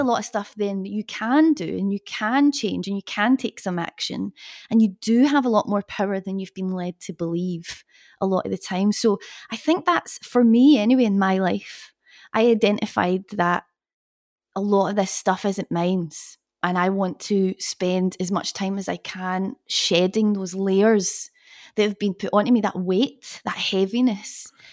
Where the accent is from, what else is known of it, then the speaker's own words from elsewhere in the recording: Glasgow, Scotland, United Kingdom; moved away as an adult; also born or lived in London; I am from Scotland, from Glasgow